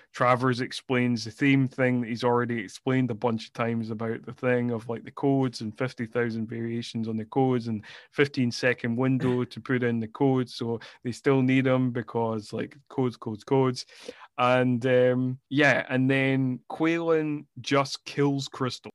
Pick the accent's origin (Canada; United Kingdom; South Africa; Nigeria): United Kingdom; Scotland; I am from Scotland